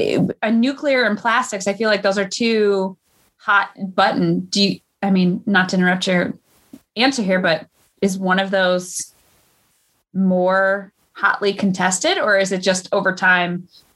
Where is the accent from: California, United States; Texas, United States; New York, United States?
New York, United States; Buffalo; I do consider myself a little Canadian, just given that I grew up in Buffalo.